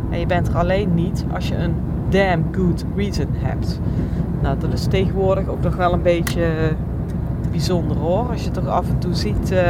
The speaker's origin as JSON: {"language": "Dutch", "region": "North Holland", "country": "Netherlands", "said": "Nou, ik eh, zei het al, ik kom uit West-Friesland."}